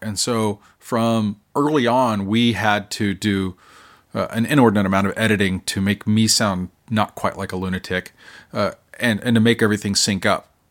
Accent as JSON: {"language": "English", "region": "Oklahoma", "country": "United States", "moved": "yes", "lives_now": "South Carolina, United States", "said": "I'm from Oklahoma"}